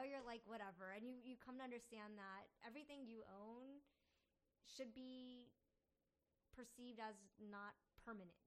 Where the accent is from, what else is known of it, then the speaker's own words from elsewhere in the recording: Falls Church, Virginia, United States; now in Richmond, United States; growing up in Tyson's Corner, Falls Church, where I grew up